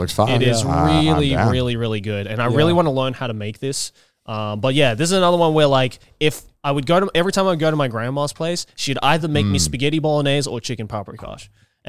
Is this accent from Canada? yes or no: no; Sendai, Miyagi, Japan; moved away; also born or lived in Australia; when I was growing up in Sendai, we had white miso.